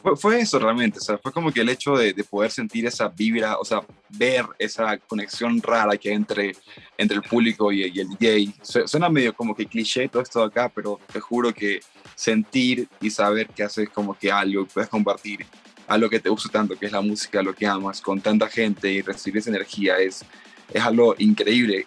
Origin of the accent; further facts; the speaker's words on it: Guayaquil, Guayas, Ecuador; moved away as an adult; now in Cuenca, Ecuador; yo soy de Guayaquil, eh, vivo en Cuenca hace unos cinco años quizás